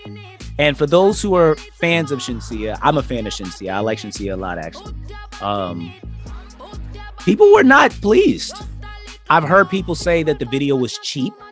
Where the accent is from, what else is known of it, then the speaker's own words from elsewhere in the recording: New York, United States; we're all from New York